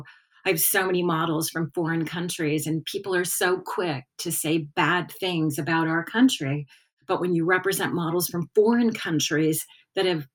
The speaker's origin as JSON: {"language": "English", "town": "Hawthorne", "region": "California", "country": "United States", "tie": "born or raised there", "said": "I grew up in Hawthorne"}